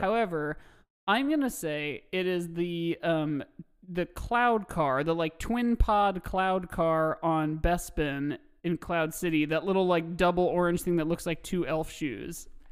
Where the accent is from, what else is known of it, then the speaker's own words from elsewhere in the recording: Carmel, Indiana, United States; I'm from Carmel, Indiana